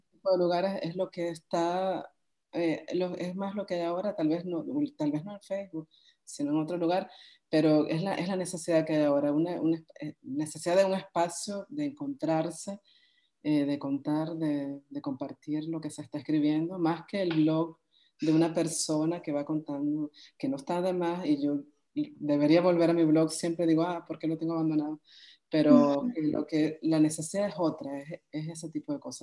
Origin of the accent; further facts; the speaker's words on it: Venezuela; como lectores venezolanos